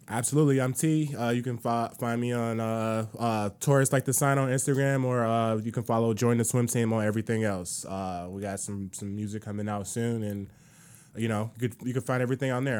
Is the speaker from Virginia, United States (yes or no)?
no; Chicago, Illinois, United States; my hometown across the tiers in Chicago